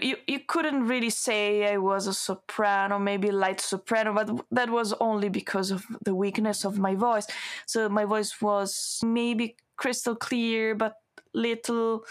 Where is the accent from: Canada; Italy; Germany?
Italy; English is a second language; moved away as an adult; now in Malmö, Sweden; students from the conservatory in my hometown